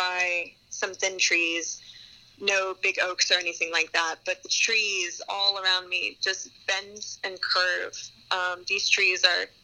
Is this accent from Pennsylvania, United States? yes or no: no; South Florida, United States; moved away as an adult; now in Tallahassee, United States; I grew up in South Florida